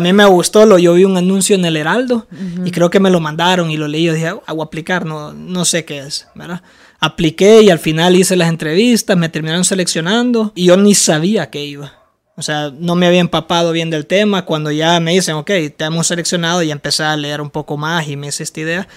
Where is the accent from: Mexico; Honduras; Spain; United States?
Honduras; yo vengo de Honduras